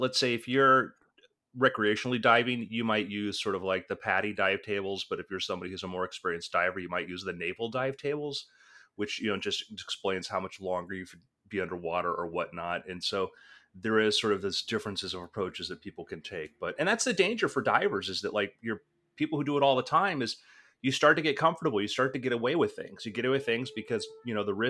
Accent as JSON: {"language": "English", "region": "South Florida", "country": "United States", "tie": "born or raised there", "said": "I grew up in South Florida scuba diving"}